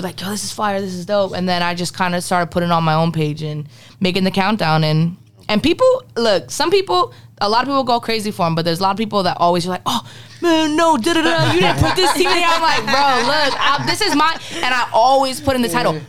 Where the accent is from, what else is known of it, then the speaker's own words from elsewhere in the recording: a little outside of Philly, Pennsylvania, United States; moved away; Originally, I'm from the East Coast. I'm from Pennsylvania, a little outside of Philly. So it's like a nostalgic, home type thing to me.